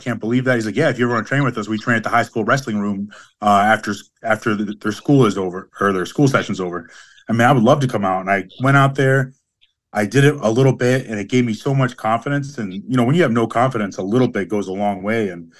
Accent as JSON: {"language": "English", "region": "Upper Peninsula of Michigan", "country": "United States", "tie": "born or raised there", "also_born_or_lived": "West Virginia", "said": "I'm from Michigan. I was born in West Virginia. I moved to the Upper Peninsula of Michigan when I was in second grade, or going into second grade. I lived there until about the second year. I was about 20 years old, and then I moved downstate"}